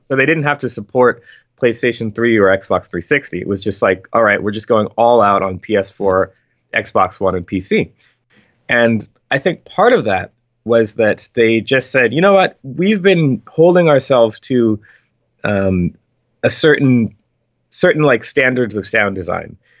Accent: Philadelphia, Pennsylvania, United States; I grew up in Philadelphia

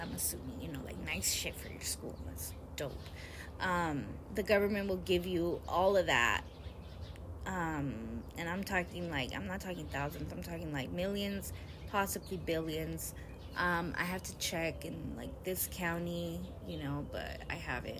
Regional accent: United States; being American

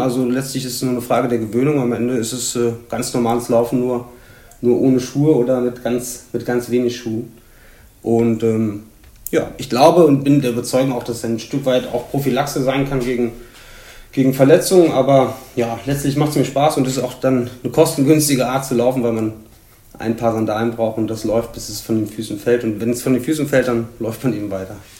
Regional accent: Hunsrück, Rhineland-Palatinate, Germany; moved away as an adult; also born or lived in Magdeburg; now in Cologne, Germany; Im Hunsrück aufgewachsen, aber gebürtig aus Magdeburg

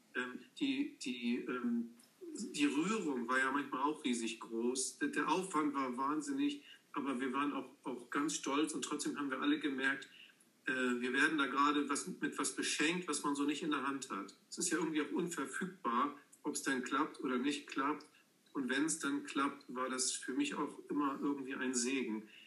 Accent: Dithmarschen, Schleswig-Holstein, Germany; also born or lived in Angeln; ich bin gebürtiger Dithmarscher

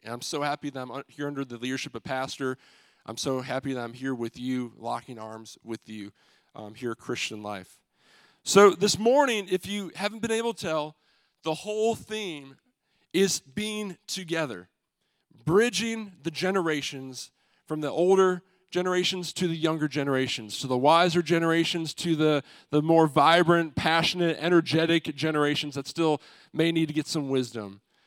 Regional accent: Michigan, United States; moved away; We're all from Michigan

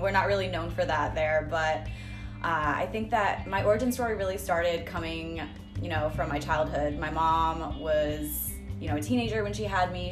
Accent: Rhode Island, United States; moved away; it was like reintroducing um, myself to like my own hometown

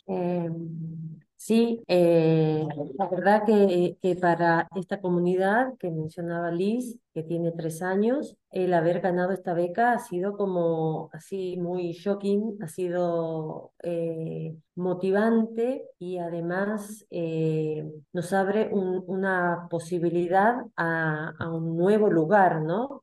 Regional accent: Salta, Argentina; soy argentina, salteña, tengo 57 años.

